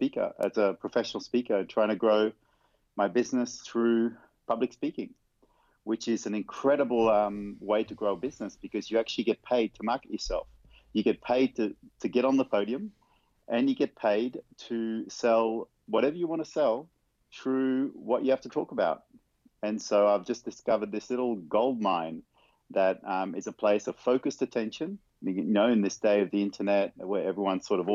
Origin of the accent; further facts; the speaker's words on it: Vanuatu; now in Netherlands; I grew up on a little tropical island. I was born on a tropical island called Vanuatu.